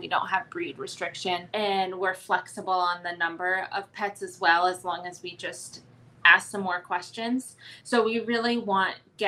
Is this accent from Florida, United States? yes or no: no; Maine, United States; moved away as an adult; now in Columbus, United States; I am originally from Maine and relocated to Columbus for work